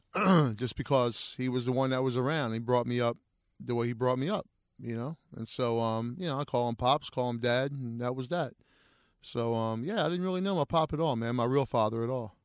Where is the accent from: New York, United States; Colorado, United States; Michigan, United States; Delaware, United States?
Delaware, United States; Wilmington; moved away; I grew up in, for the most part of my life in, in Wilmington, Delaware